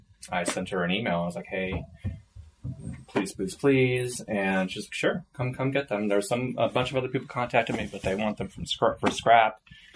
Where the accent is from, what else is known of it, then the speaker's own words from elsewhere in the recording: Bay Area, California, United States; also born or lived in Oregon / Washington; I grew up in the Bay Area. Yeah, my family is all in Oregon and Washington, though. So that's where I was born. And I lived in Antioch, Phoenicia, Pittsburgh